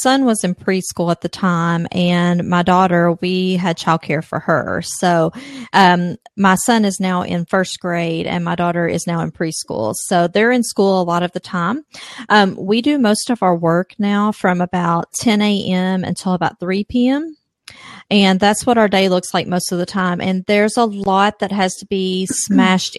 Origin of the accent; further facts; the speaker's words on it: Kentucky, United States; I'm from Kentucky. That's where the accent's from.